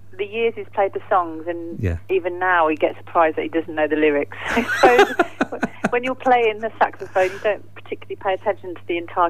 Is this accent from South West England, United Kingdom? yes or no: no; Just outside Northampton, East Midlands, United Kingdom; also born or lived in Cambridge; I'm from the Midlands, so yeah. I'm too northern to be southern to southerners, and I'm too southern to be northern to northerners.